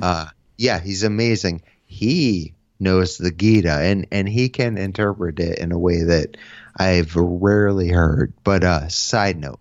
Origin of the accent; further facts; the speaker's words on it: Connecticut, United States; I'm from Connecticut, so I grew up, um, playing in bands